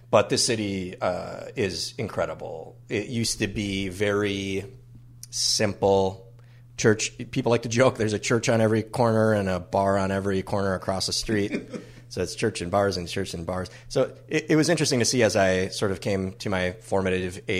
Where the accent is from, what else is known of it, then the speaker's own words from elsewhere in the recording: Minneapolis, Minnesota, United States; Northeast Minneapolis is my home. I have multiple homes away from home but Northeast is the reason that I am still a Minnesotan, or at least my residence is still in Minnesota.